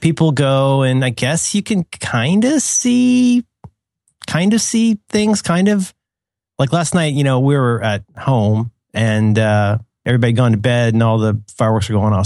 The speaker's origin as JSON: {"language": "English", "region": "Florida", "country": "United States", "tie": "born or raised there", "said": "growing up in Florida."}